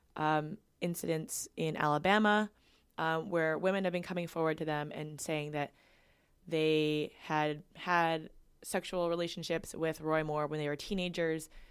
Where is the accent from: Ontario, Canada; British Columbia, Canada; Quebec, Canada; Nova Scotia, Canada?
British Columbia, Canada; Vancouver; moved away as an adult; now in Ottawa, Canada; I grew up growing up in Vancouver, where where there's a large Asian population.